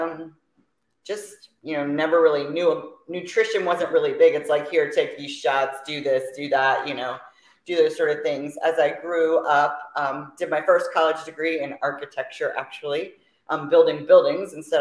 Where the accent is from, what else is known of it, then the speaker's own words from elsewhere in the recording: Fort Myers, Florida, United States; also born or lived in Orlando, Florida; now in Riverview, United States; Was born and raised in Florida, Fort Myers, Florida.